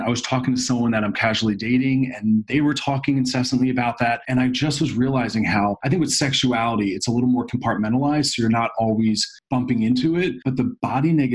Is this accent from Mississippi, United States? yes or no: no; Philadelphia, Pennsylvania, United States; moved away as an adult; also born or lived in New York City; I'm from Philadelphia